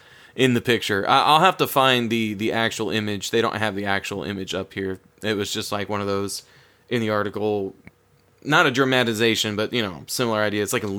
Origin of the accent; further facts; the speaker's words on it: Florida, United States; I grew up in Florida